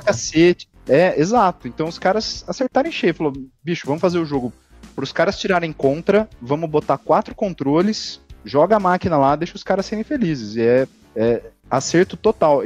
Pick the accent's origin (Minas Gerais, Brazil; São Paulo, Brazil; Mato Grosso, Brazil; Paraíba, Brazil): São Paulo, Brazil; interior of; Eu sou do interior de São Paulo